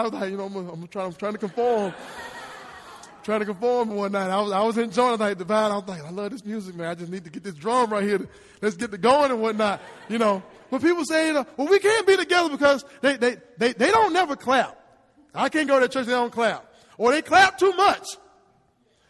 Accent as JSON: {"language": "English", "town": "Hernando", "region": "Mississippi", "country": "United States", "tie": "born or raised there", "said": "I'm born and raised in Hernando"}